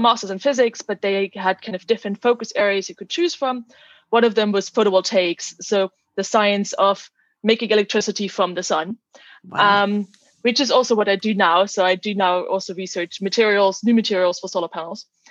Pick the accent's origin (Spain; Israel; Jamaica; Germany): Germany; moved away as an adult; also born or lived in Netherlands / Oxford, United Kingdom; I'm originally from Germany